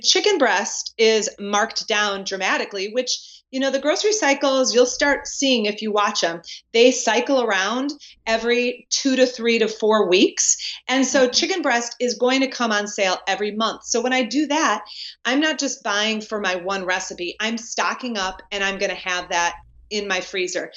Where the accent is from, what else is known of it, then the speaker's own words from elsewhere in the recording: Wisconsin, United States; now in North Carolina, United States; born and raised in Wisconsin